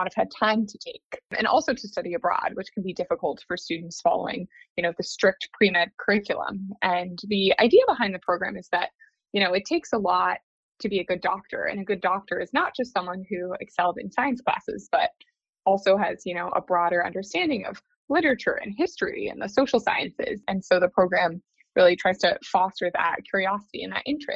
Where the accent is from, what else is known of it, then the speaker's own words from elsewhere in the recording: Dallas, Texas, United States; moved away as an adult; also born or lived in New Haven, Connecticut / New York; now in Boston, United States; I'm originally from Dallas, Texas, and I lived there through the end of high school